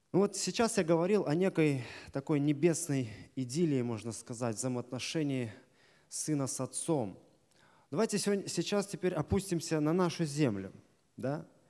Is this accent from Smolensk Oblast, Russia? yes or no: yes; Desnogorsk, Smolensk Oblast, Russia; Я из Десногорска